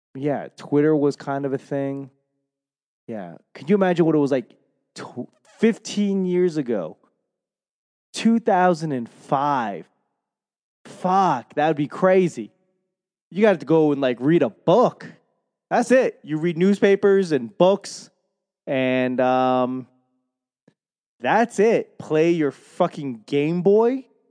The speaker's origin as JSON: {"language": "English", "town": "Boston", "region": "Massachusetts", "country": "United States", "accent": "Boston", "said": "my Boston accent"}